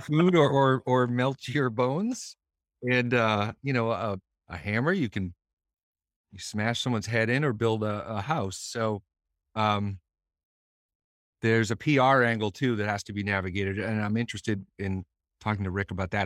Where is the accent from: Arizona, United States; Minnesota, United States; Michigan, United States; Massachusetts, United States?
Massachusetts, United States; Boston